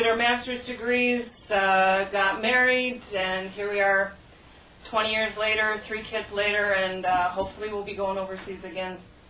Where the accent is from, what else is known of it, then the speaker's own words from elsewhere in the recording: United States; also born or lived in Thailand; being an American